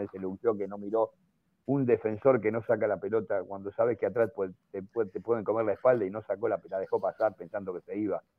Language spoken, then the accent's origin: Spanish; Argentina; soy periodista argentino